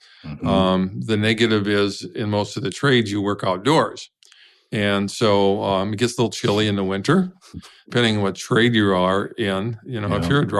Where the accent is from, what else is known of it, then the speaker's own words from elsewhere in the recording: Pine City, Minnesota, United States; I'm a farm boy from Pine City, Minnesota.